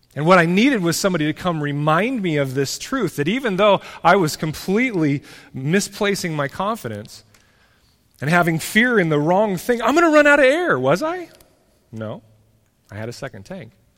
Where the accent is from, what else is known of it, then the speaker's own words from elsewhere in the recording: United States; as American Christians